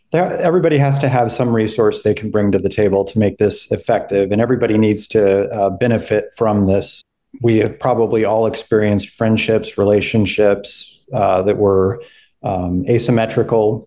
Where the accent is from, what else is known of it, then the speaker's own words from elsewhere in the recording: Albuquerque, New Mexico, United States; moved away as an adult; also born or lived in Ohio; now in Charleston, United States; I come from Albuquerque, New Mexico, uh, where I was born and raised